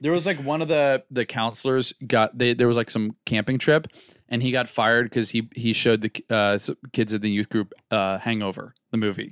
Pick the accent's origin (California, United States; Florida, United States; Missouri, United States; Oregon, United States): Florida, United States; we're both from Florida.